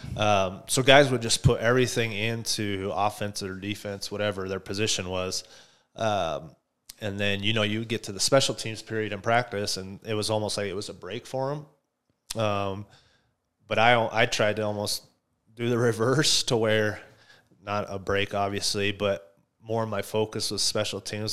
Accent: Buffalo, Wyoming, United States; moved away as an adult; also born or lived in Denver / Chicago; me growing up in Buffalo

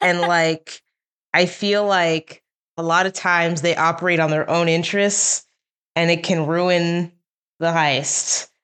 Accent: New Jersey, United States; moved away as an adult; also born or lived in Baltimore, Maryland; now in Burbank, United States; I'm from New Jersey. That's where I was, uh, born and where we grew up

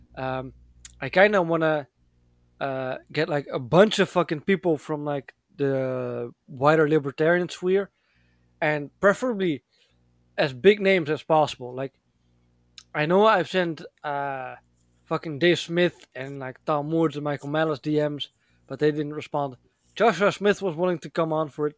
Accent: Netherlands; moved away; I was born and raised in the Netherlands

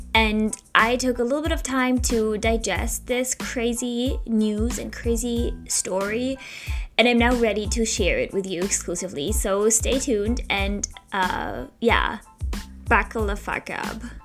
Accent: Heidelberg, Baden-Württemberg, Germany; moved away as an adult; now in Philadelphia, United States; in Germany, in my hometown, uh, Heidelberg

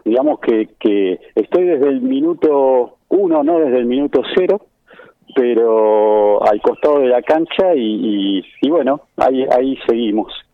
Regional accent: Buenos Aires, Argentina; moved away as an adult; also born or lived in Palermo, Buenos Aires / Caballito, Buenos Aires; now in Mercedes, Argentina; yo soy originario de Bajo Flores

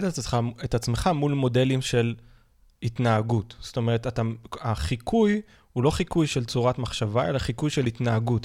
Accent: Israel; כולנו כישראל, בטח כישראלים

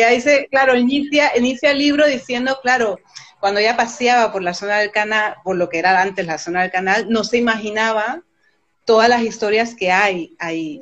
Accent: Panama; moved away as an adult; also born or lived in France; now in Spain; Y con ese año que me vine, la primera vez desde Panamá

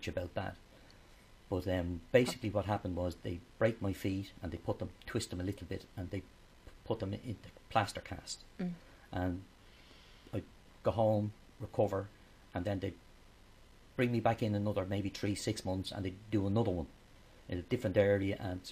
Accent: Dublin, Leinster, Ireland; I came from Cabra, so there was no fields around.

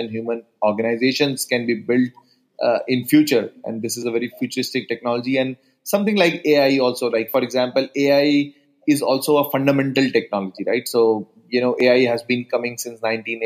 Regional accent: Delhi, India; Delhi is my hometown in India

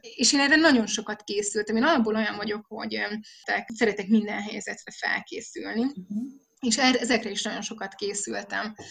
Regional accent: Budapest, Hungary; moved away as an adult; now in Nagymaros, Hungary; én Budapesten a belváró szívében nőttem föl, a parlamenttől egyébként pár soroknyira

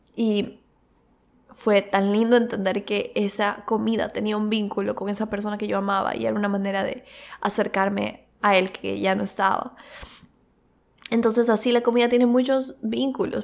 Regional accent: Quito, Pichincha, Ecuador; moved away; also born or lived in Cuenca; yo también vengo de la cultura de Quito, o sea, como que también tengo mucho de la cultura de Quito, que es otra ciudad, porque es donde nací

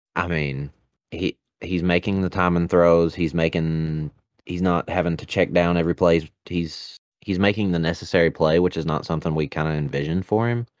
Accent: United States; accent: redneck; my redneck accent.

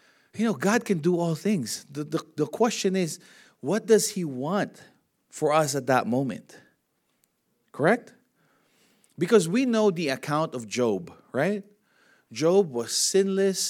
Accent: Philippines; Me as a Filipino, born in a Catholic family, in a culture that says you have to earn it to go to heaven

